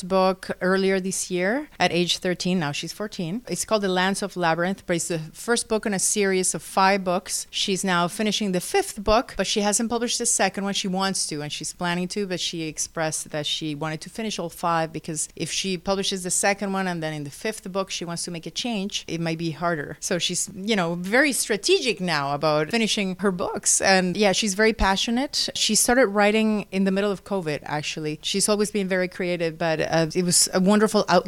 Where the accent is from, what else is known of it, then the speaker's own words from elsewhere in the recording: Caracas, Capital District, Venezuela; I am from Caracas, from the capital of Venezuela